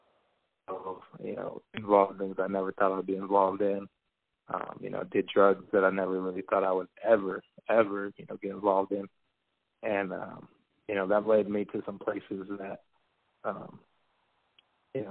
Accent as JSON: {"language": "English", "town": "Riverside", "region": "California", "country": "United States", "tie": "born or raised there", "also_born_or_lived": "Las Vegas, Nevada / Chico, California", "said": "I mainly grew up in Riverside, California."}